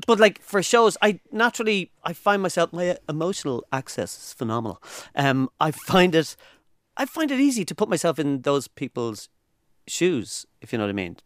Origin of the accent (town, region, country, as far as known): Ireland